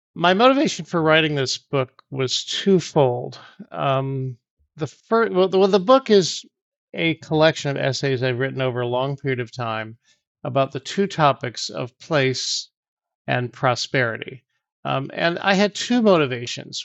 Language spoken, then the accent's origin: English; Auburn, New York, United States; moved away; also born or lived in Ventura, California; I grew up in Auburn, New York, which is in the Finger Lakes.